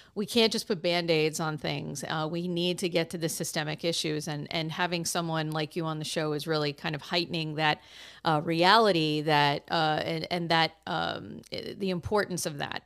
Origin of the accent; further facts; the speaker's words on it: Massachusetts, United States; my home state of Massachusetts